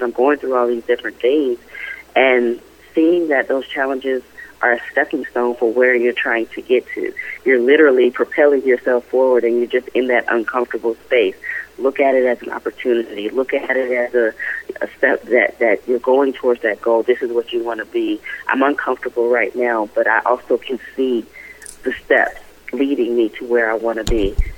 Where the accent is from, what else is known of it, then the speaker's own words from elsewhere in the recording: Raleigh, North Carolina, United States; I hail from Raleigh, North Carolina